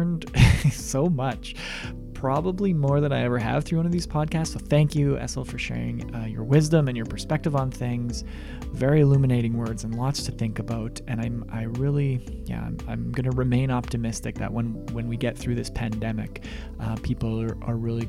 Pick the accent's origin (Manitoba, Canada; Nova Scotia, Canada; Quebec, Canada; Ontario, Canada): Manitoba, Canada; Russell; I'm from Russell, Manitoba, so I know the small town life